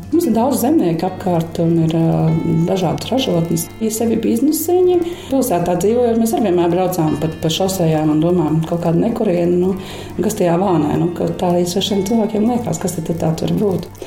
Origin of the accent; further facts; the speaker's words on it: Jurmala, Latvia; also born or lived in Tukums; Esmu dzimusi Tukumā, un mana bērnība pagāja Angurē, Jurmalā, Smilšu kalniņā, kāpās taisot eh, smilšu glezniņas ar stikliņiem